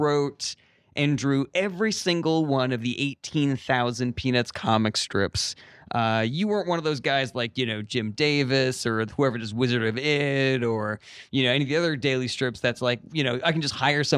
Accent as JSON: {"language": "English", "country": "Italy", "accent": "Italian", "said": "I've worked very hard to suppress my accent, but sometimes when I'm around other Italians, it just kind of comes out."}